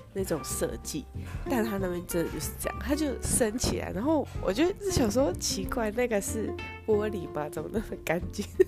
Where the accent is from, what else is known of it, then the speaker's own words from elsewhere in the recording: Taiwan; 我们台湾那边的动物园